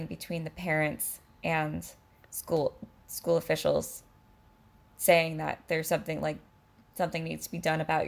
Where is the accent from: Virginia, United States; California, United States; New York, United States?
California, United States; I'm a Californian